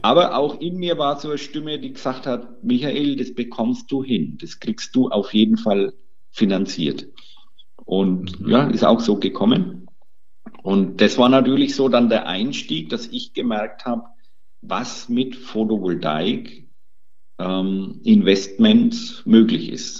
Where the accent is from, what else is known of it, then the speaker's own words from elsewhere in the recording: Bavaria, Germany; Bei uns in Bayern